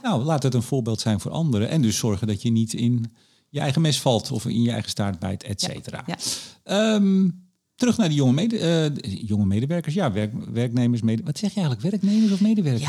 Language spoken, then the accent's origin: Dutch; Amsterdam, North Holland, Netherlands; ik ben een Amsterdammer